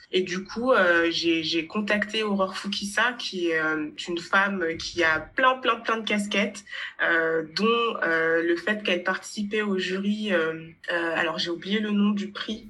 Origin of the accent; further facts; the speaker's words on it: Haute-Savoie, Auvergne-Rhône-Alpes, France; now in Paris, France; je viens de Haute-Savoie, dans 1974. 74. Du coup, euh, c'est vers Annecy